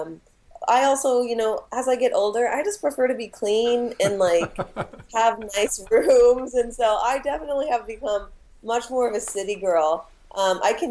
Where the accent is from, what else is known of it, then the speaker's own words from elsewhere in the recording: Spokane, Washington, United States; moved away as an adult; now in Seattle, United States; I grew up in Spokane, Washington, which is 4 hours east of Seattle